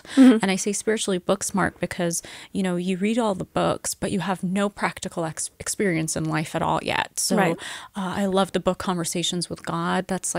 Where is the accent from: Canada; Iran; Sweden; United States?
Iran; Middle East; also born or lived in England; No, I was born in England. Mm-hmm. But I lived in the Middle East for most of my life. Wow. And I am Persian. I am from the Middle East.